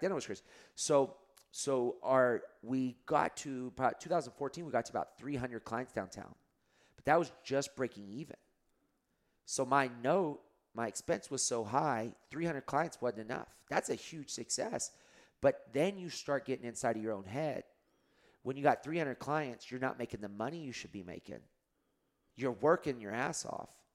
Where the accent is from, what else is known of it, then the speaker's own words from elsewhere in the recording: Lubbock, Texas, United States; now in Austin, United States; at the high school, um, where I grew up in Lubbock, Texas